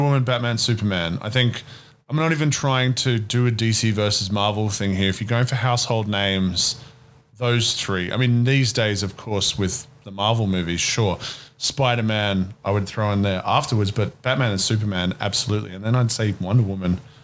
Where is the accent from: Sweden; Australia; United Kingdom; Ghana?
Australia; as an Australian.